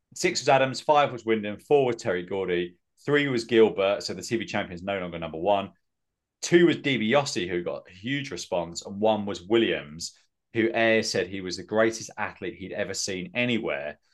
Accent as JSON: {"language": "English", "region": "England", "country": "United Kingdom", "said": "I'm English"}